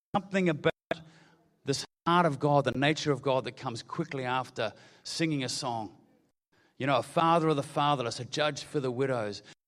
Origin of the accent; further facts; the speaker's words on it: New Zealand; I'm a Kiwi